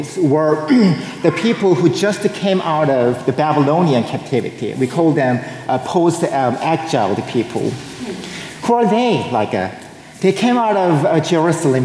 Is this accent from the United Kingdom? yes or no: no; South Korea; moved away; I was born and raised in South Korea.